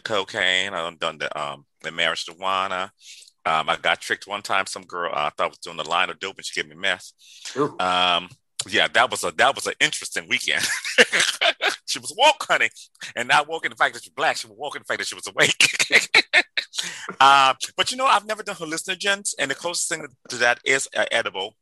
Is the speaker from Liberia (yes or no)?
yes; Liberia; moved away; I grew up in Liberia, West Africa, the first independent country in on African continent